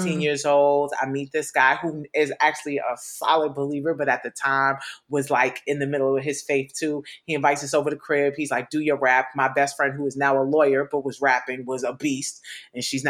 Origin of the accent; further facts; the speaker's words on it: New York City, New York, United States; I grew up in New York City.